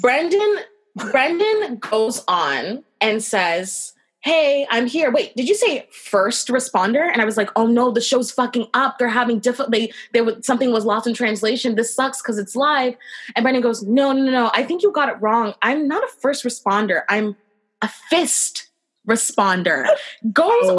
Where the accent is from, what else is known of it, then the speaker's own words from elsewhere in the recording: Brampton, Ontario, Canada; I grew up in Brampton